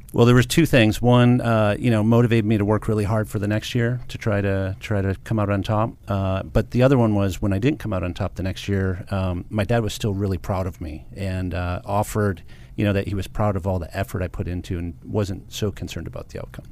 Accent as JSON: {"language": "English", "town": "Livonia", "region": "Michigan", "country": "United States", "tie": "born or raised there", "said": "I grew up in a suburb of Detroit, Michigan called Livonia, Michigan."}